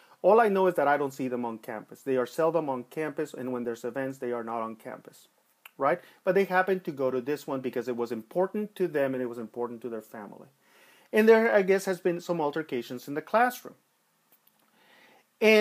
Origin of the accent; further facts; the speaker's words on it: Los Angeles, California, United States; I grew up in East LA. I grew up, you know, in a rough part of time, and I grew up there during the 1980s